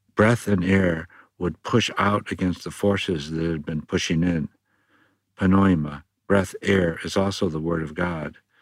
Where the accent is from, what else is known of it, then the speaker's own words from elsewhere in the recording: California, United States; my home state of California